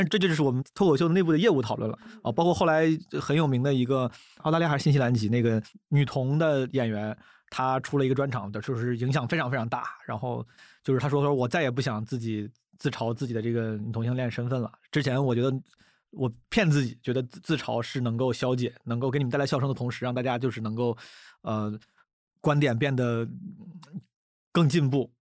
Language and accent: Chinese; Zhengzhou, Henan, China; moved away as an adult; also born or lived in United States; 我是河南郑州人嘛，我在郑州长大的时候